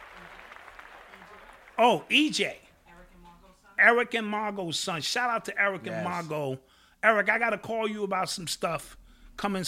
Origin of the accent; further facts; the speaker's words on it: Milwaukee, Wisconsin, United States; Milwaukee, my hometown